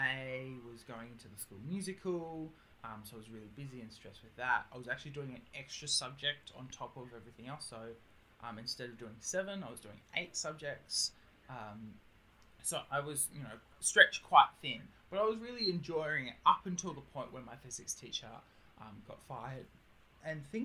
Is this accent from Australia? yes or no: yes; Australia; accent: Australian; I am Australian, as you probably can hear by my accent